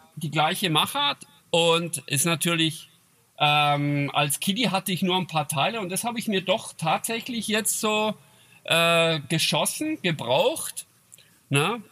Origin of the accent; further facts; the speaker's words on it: Switzerland; accent: Swiss German; bei uns in Schweizerdeutsch